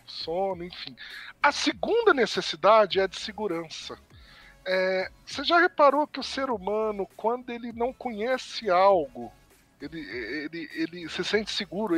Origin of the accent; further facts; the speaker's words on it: Brazil; somos brasileiros